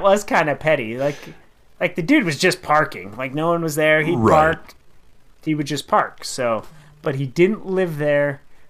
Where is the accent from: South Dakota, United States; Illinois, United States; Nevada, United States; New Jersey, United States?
Nevada, United States; Carson City; growing up in Carson City, that town is like the biggest town because that's the only town you've lived in.